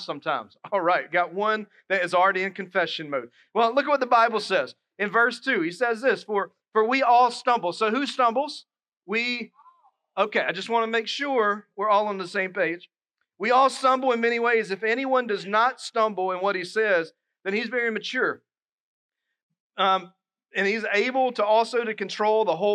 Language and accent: English; Dillon, South Carolina, United States; now in Moncks Corner, United States; my hometown, Dillon. You go through it to get to Myrtle Beach